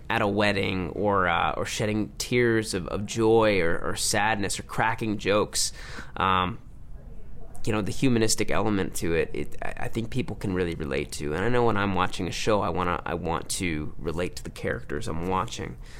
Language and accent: English; Livonia, Michigan, United States; moved away; my hometown, Livonia, Michigan